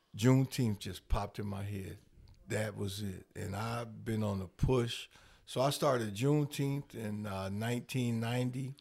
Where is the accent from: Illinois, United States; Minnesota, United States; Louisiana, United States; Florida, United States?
Illinois, United States; Rockford; I'm born and raised in Rockford